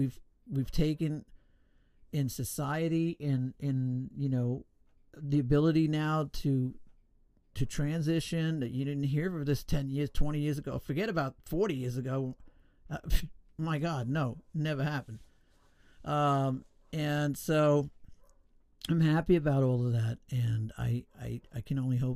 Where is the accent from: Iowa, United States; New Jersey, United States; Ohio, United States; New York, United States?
New York, United States; I was born in New York, born and raised